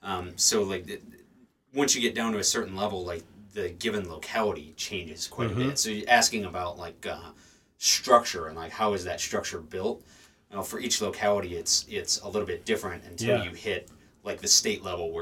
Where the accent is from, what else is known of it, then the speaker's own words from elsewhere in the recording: Illinois, United States; moved away; I come from Illinois originally